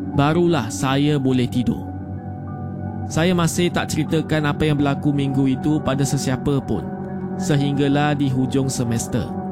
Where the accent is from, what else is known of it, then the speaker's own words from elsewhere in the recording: Selangor, Malaysia; Berasal dari Selangor.